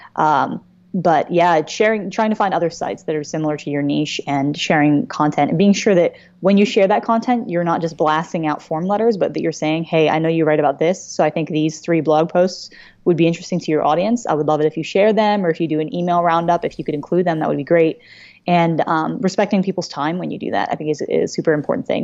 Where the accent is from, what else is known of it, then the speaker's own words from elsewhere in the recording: Philadelphia, Pennsylvania, United States; I am from the Greater Philly area